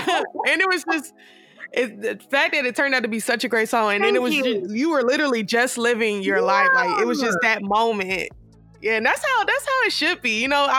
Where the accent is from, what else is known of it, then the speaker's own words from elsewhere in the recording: the South, United States; we Southern